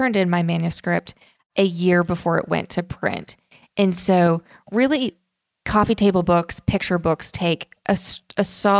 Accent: Tulsa, Oklahoma, United States; now in Nashville, United States; growing up in Tulsa, Oklahoma, my dad's from upstate New York. My mom's from New Jersey. And we were one of the only Jewish families in our neighborhood.

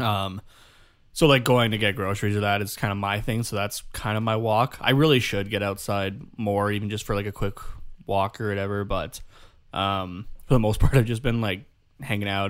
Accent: Canada; first language English; us being Canadian

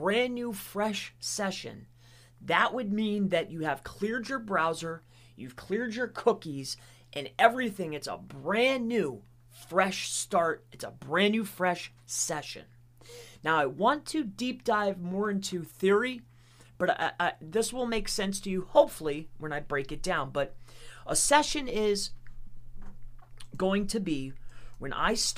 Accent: Lehigh Acres, Florida, United States; also born or lived in Fort Lauderdale, Florida / Fort Myers, Florida / Wyoming, Pennsylvania / Tamaqua, Pennsylvania; now in Pennsylvania, United States; But I was born in Fort Lauderdale, and I lived in Fort Myers, Florida, and then Lehigh Acres for, like, ever

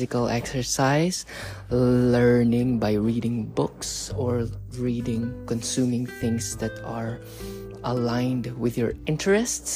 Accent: Philippines; moved away; back in the Philippines. In my home country

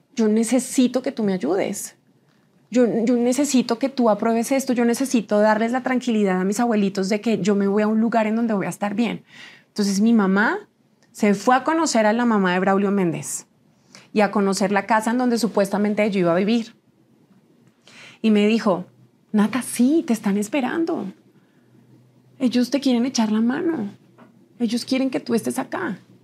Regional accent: Huila, Colombia; fui señorita Huila 2010. en mi país.

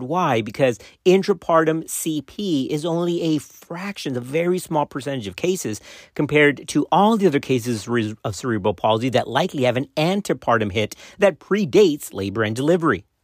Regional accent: Texas, United States; my home state in Texas

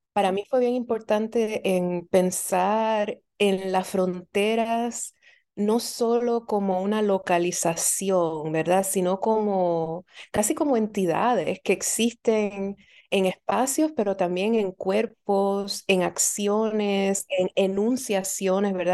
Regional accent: Puerto Rico; now in Philadelphia, United States; yo nací y crecí en Puerto Rico

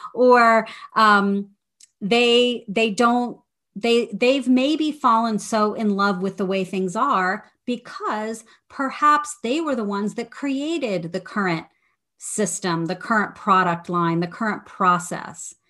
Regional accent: Midwest, United States; moved away as an adult; also born or lived in Washington, D.C.; I grew up in the Midwest.

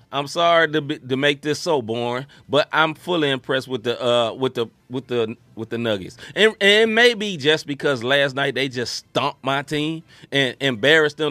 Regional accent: Memphis, Tennessee, United States; now in St. Louis, United States; I am from originally from Memphis, Tennessee

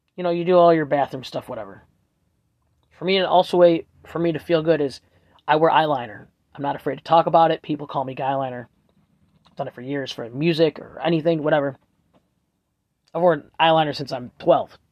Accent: Buffalo, New York, United States; I'm from Buffalo, New York, Erie County

